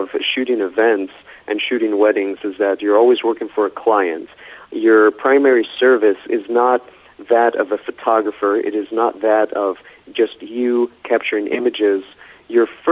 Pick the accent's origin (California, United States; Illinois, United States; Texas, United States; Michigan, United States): California, United States; Los Angeles; I was born and raised in Southern California, so there are a few of us filmmakers out here in L.A. who are natively from L.A.